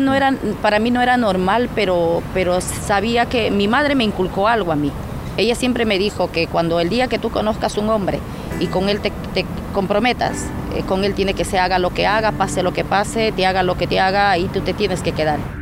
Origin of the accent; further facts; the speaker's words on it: Tamshiyacu, Loreto, Peru; ahí en ese lugar donde yo nací, crecí